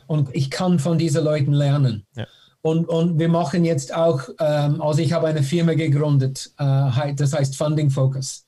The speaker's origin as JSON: {"language": "German", "country": "Canada", "tie": "born or raised there", "second_language": "German", "moved": "as an adult", "said": "ich bin äh, in Kanada geboren."}